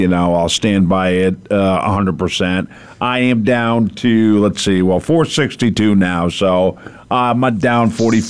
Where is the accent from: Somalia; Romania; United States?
United States; East Coast; moved away; I grew up on the East Coast.